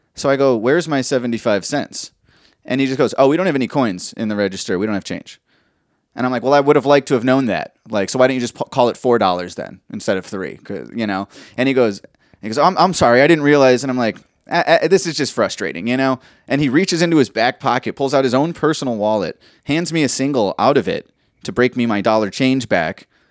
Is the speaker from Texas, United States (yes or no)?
yes; Austin, Texas, United States; I'm from Austin, baby, I'm from Texas